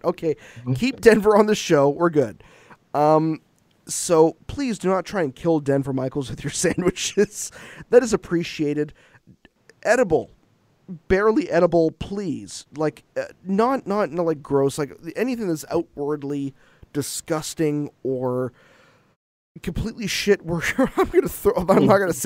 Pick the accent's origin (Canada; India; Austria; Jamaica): Canada; I'm Canadian